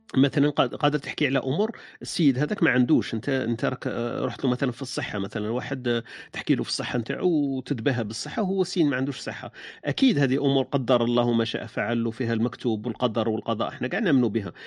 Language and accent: Arabic; Algeria; إحنا جزائريين